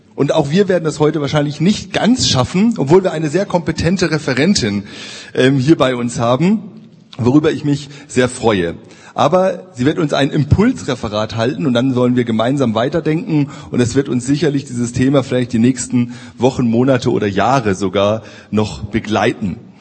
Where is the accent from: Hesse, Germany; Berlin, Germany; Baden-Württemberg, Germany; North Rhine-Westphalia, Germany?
Hesse, Germany; Marburg; in Marburg, da wo ich herkomme